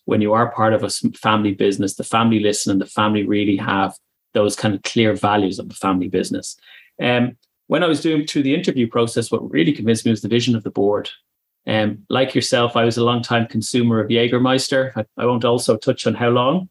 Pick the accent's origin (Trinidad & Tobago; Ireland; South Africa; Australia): Ireland; accent: Irish; moved away as an adult; also born or lived in Germany; now in United Kingdom; as you can tell from my accent, I'm Irish. And I moved over from Ireland to Germany back in 2014.